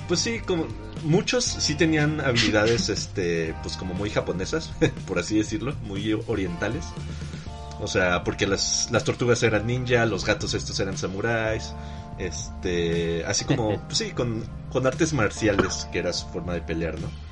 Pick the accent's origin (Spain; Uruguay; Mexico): Mexico; nuestra propia versión acá mexicana